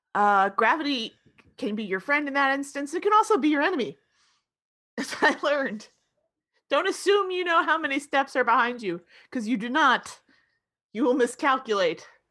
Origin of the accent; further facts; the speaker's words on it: Florida, United States; when I was growing up in Florida